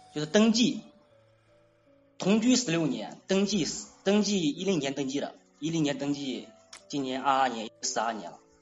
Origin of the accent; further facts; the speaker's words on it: Anhui, China; 因为我我是安徽的